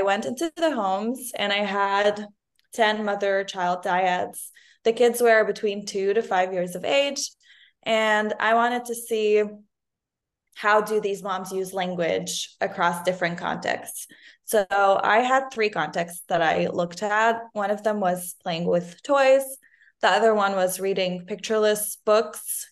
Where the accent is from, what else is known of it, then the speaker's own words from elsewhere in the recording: Lebanon; moved away as an adult; now in United States; I'm originally from Lebanon